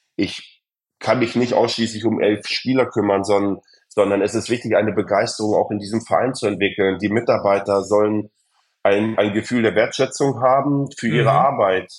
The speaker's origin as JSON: {"language": "German", "country": "Germany", "said": "als Deutsche"}